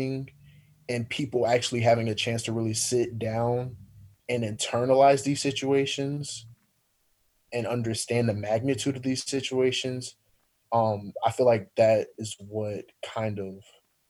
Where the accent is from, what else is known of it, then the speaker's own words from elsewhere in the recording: Hammond, Indiana, United States; moved away as an adult; my hometown, Hammond, Indiana, which is Northwest Indiana